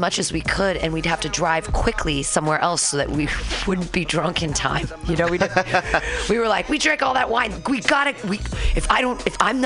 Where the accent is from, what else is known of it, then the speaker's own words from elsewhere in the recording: Northern California, United States; also born or lived in San Diego, California; now in San Francisco, United States; San Diego, but not originally. California. I mean, I was Northern California, then to San Diego, then back. I've never left California